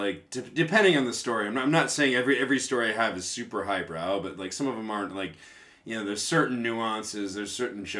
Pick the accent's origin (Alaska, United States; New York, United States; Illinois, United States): Illinois, United States; Chicago; moved away as an adult; now in Tokyo, Japan; I'm from Chicago